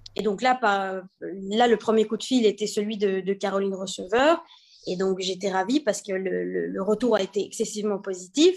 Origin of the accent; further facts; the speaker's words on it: Belgium; moved away; also born or lived in China / Monaco; je suis née en Belgique